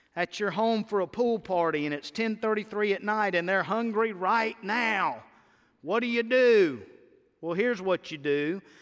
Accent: United States

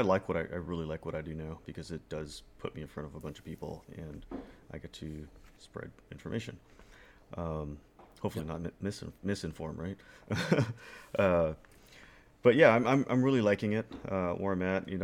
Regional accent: Guam; I was raised that way in Guam

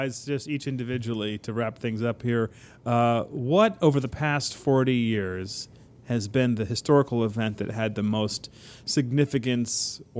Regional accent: Geneva, Illinois, United States; also born or lived in Washington, D.C.; when I was 11 and we moved from Washington, D.C. to Geneva, Illinois, where, you know, Ed and I grew up.

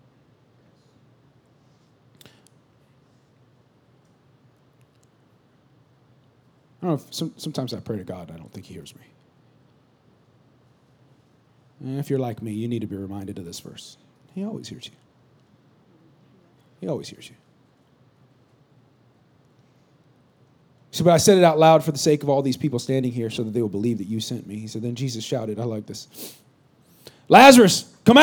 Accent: California, United States; also born or lived in Missouri; now in South Texas, United States; I'm from California.

